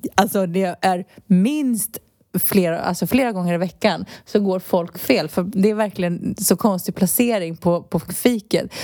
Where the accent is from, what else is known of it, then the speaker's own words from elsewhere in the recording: Stockholm, Stockholm County, Sweden; moved away as an adult; now in Spain; Jag är ju uppvuxen i Stockholms innerstad